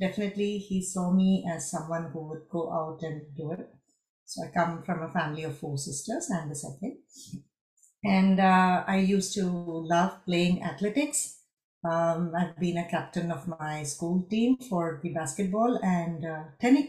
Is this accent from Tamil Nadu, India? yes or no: yes; Madurai, Tamil Nadu, India; first language Tamil; English is a second language; moved away as an adult; also born or lived in Chennai, India; now in Frankfurt, Germany; My childhood was predominantly in Madurai, a small town